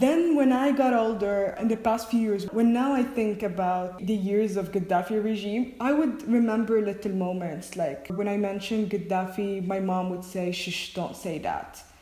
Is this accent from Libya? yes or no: yes; Libya; I'm from Libya